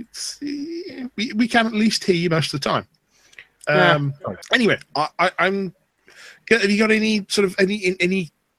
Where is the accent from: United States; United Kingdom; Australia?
United Kingdom; Bolton, North West England; moved away; also born or lived in Midlands / Wales; moved from Bolton to the Midlands, then spent 5 years in Wales, and now a few years in the South. Mm. So my accent is somewhat of a conglomeration of things.